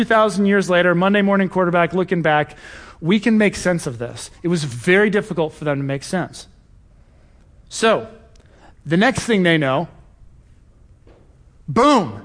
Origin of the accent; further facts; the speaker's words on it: Cincinnati, Ohio, United States; moved away; I'm from Cincinnati originally